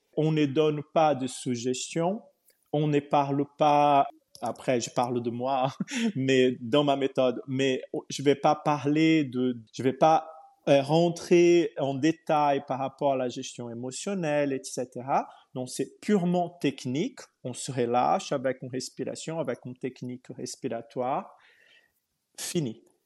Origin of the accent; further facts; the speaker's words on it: Brazil; moved away as an adult; also born or lived in Portugal; je suis né au Brésil il y a très très longtemps